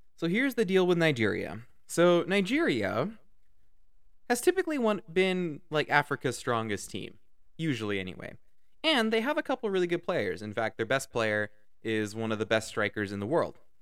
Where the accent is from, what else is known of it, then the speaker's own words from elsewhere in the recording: Canada; Canada, my home country where I live